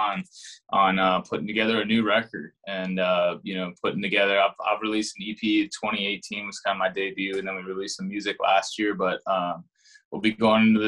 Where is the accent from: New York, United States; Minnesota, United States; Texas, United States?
Minnesota, United States; Champlin; also born or lived in Nashville, Tennessee; I'm originally from Champlin, Minnesota